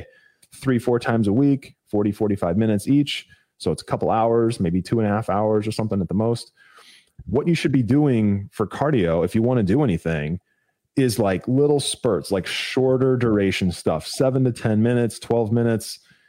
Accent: Ohio, United States; moved away; I'm originally from Ohio. I don't live there anymore

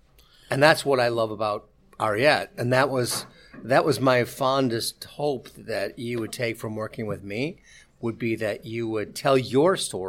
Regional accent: Midwest, United States; also born or lived in Key West; now in Miami, United States; I was transformed from being a Midwesterner to being a South Floridian. And in the process, I didn't have any ancestry in the deal. I mean, I didn't have a Cuban grandmother or a Dominican grandmother or a grandfather.

